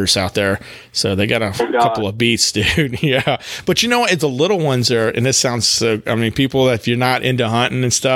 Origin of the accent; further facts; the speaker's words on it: Texas, United States; now in North Carolina, United States; I grew up actually in Texas